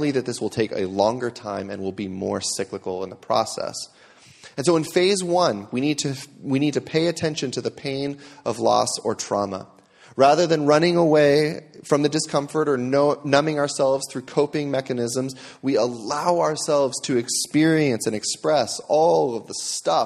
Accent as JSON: {"language": "English", "country": "United States", "said": "As American Christians"}